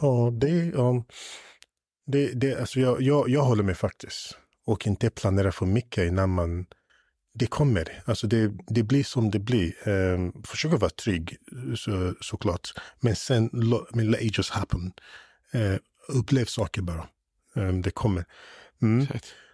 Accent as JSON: {"language": "Swedish", "region": "England", "country": "United Kingdom", "tie": "born or raised there", "moved": "yes", "lives_now": "Sweden", "said": "när jag var yngre i England"}